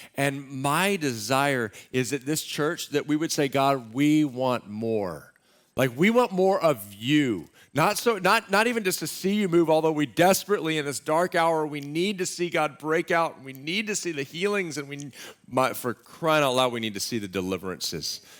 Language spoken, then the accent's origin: English; Austin, Texas, United States; moved away; also born or lived in Waco, Texas; I grew up in Austin, Texas